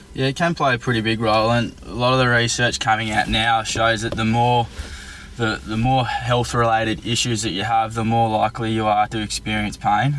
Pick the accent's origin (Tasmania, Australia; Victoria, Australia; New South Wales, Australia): Tasmania, Australia; moved away as an adult; now in Melbourne, Australia; so I'm originally from Tasmania and I moved to Melbourne uh, around seven years ago